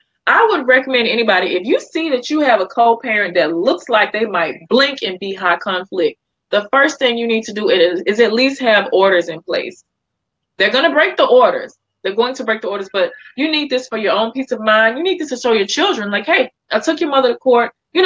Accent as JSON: {"language": "English", "town": "Memphis", "region": "Tennessee", "country": "United States", "tie": "born or raised there", "lives_now": "New York, United States", "said": "you guys know I'm born and raised in Memphis, Tennessee, but live in New York now."}